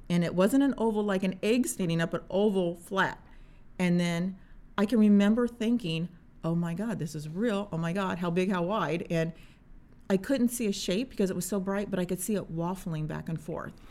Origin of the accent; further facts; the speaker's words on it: Indiana, United States; I am a mom from Indiana